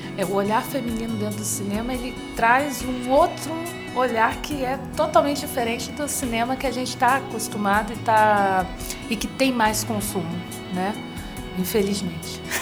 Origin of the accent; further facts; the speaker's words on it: Brazil; sou brasileira, negra